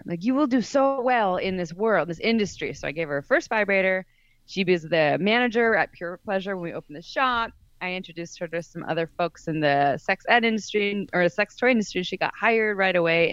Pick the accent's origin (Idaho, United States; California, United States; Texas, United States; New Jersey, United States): California, United States; Santa Cruz; I grew up in Santa Cruz, California